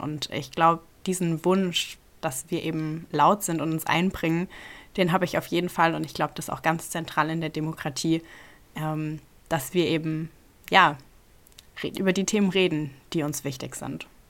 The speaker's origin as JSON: {"language": "German", "town": "Ludwigshafen", "region": "Rhineland-Palatinate", "country": "Germany", "tie": "born or raised there", "lives_now": "Mainz, Germany", "said": "Ich komme eigentlich schon immer aus Rheinland-Pfalz und bin auch immer noch hier. Äh, ursprünglich aus Ludwigshafen."}